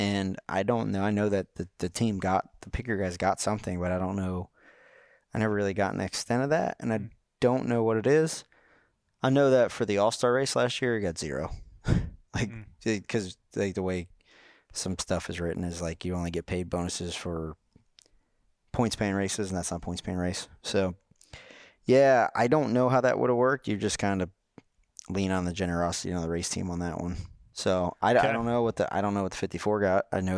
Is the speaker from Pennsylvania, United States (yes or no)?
no; North Carolina, United States; I'm from Rowan County, man. I'm from Rowan County.